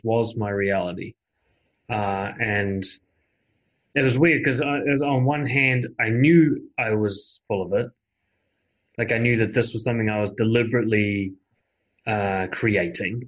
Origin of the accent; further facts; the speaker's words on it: New Zealand; my home country of New Zealand